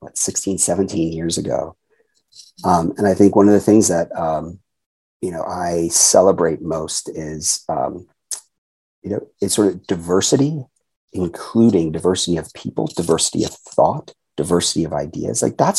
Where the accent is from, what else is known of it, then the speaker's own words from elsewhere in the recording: Japan; born there; And so I had 44 years going back to when I was born in Japan, this idea that, again, differences are to be celebrated and cherished.